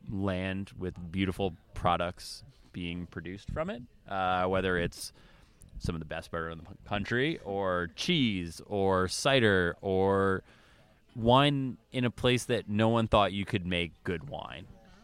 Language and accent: English; New England, United States; now in California, United States; I grew up in New England, moved to California, and now I come back here and just try to pretend like I live in Vermont when I come back.